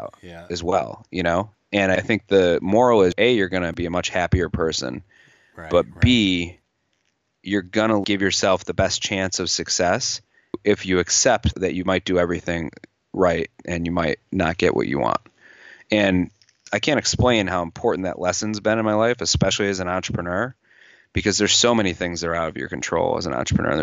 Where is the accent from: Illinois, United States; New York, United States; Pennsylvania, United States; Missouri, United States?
New York, United States; also born or lived in Los Angeles; I'm from New York